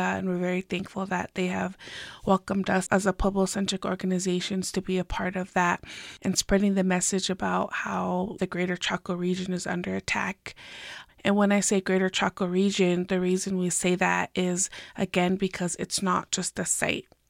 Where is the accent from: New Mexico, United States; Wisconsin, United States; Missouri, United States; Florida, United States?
New Mexico, United States; Pueblo of Jemez; I am from the Pueblo of Jiménez